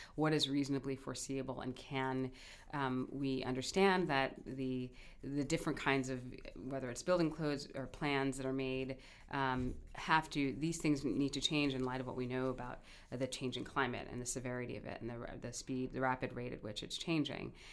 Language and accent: English; New York City, New York, United States; also born or lived in Kingston, Jamaica; now in Hawaii, United States; I did grow up in New York City